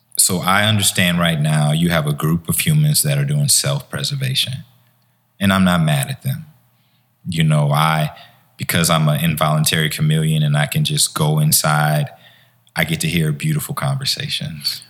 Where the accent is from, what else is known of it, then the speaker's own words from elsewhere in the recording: Chicago, Illinois, United States; also born or lived in Harvey, Illinois; I grew up in Chicago.